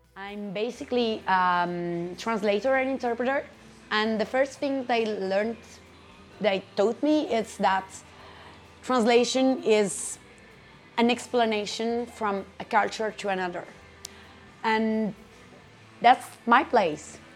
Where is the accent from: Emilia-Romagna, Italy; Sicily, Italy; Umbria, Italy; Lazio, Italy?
Umbria, Italy; Perugia; English is a second language; moved away as an adult; now in Brussels, Belgium; have been living in Brussels for six years now. I'm from Perugia